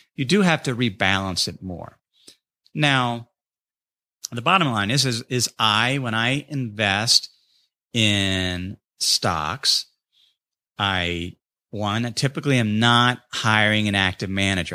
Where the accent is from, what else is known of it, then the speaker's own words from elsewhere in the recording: North College Hill, Ohio, United States; moved away; my hometown of North College Hill